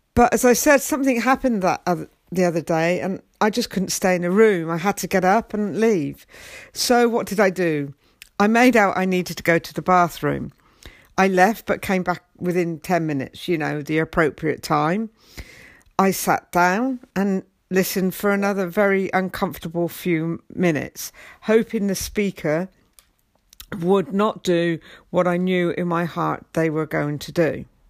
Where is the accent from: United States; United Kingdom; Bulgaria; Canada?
United Kingdom; England; I'm English and I'm very proud to be English